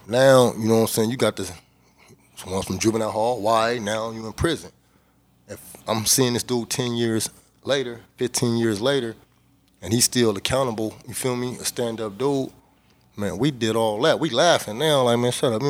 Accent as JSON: {"language": "English", "town": "Inglewood", "region": "California", "country": "United States", "said": "where I'm from, uh, I'm from Inglewood, and uh, we on the north side of Inglewood"}